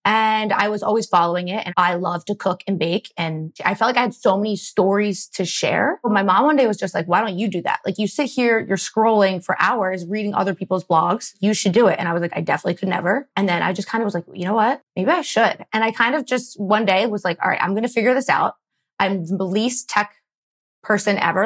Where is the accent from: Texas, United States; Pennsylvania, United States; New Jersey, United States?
Pennsylvania, United States; Philadelphia; I'm from Philly, born and raised in the suburbs